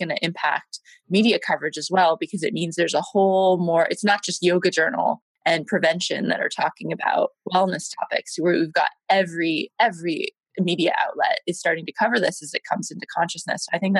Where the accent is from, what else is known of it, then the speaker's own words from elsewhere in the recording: United States; moved away as an adult; also born or lived in London, United Kingdom; now in Hong Kong; I'm American and I've got a lot of clients in America, but I've been living in London for 7 years and now I'm in Hong Kong.